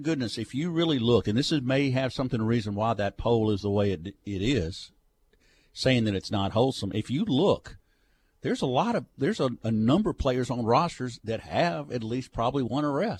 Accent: Monroe, United States; Jim's from Shudra and I'm from Monroe.

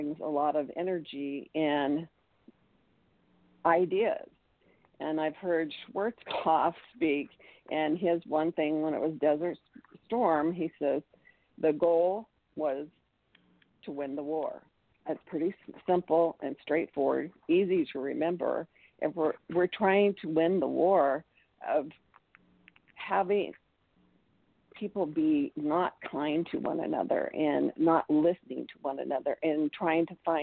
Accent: United States; also born or lived in Utah; me being an American

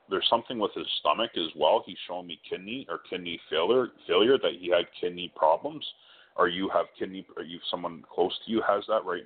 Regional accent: Ontario, Canada; I'm from Ontario as well. I'm just in Guelph, on of uh, Toronto.

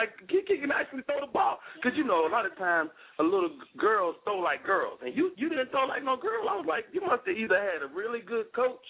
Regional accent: Chicago, Illinois, United States; y'all from my hometown, y'all, you know, the Chicago area.

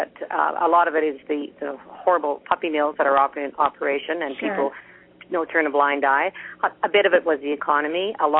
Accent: Canada; being Canadian

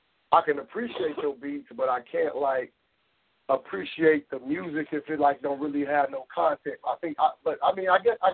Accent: the South, United States; I'm from the South

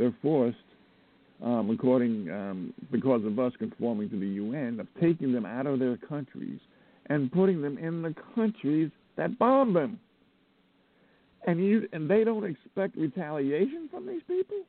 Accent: United States; I'm an American

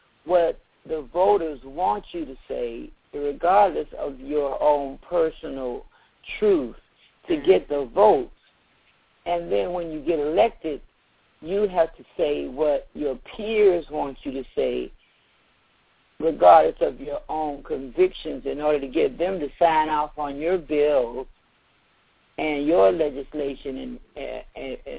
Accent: Savannah, Georgia, United States; moved away; also born or lived in Atlanta, Georgia; I was born in Savannah

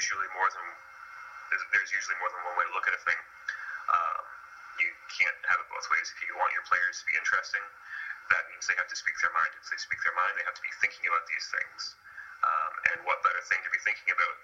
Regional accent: Canada; I am Canadian

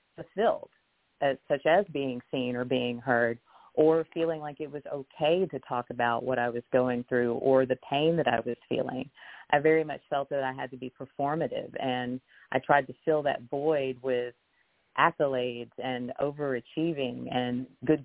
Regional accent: the South, United States; growing up in the South or growing up in the Bible Belt, I was raised Baptist

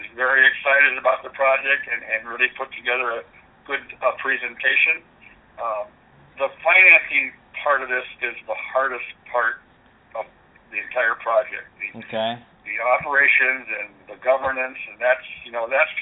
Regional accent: Winthrop, Minnesota, United States; We have five cooperatives in my hometown of Winthrop

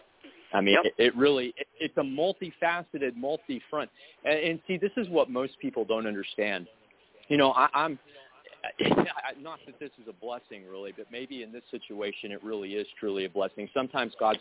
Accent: Texas, United States; I'm Texan

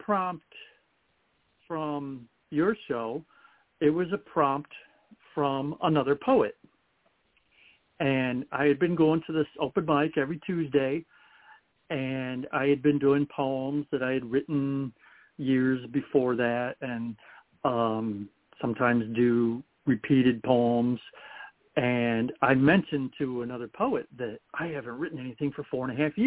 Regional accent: Toledo, Ohio, United States; I was born in Toledo in the middle of May

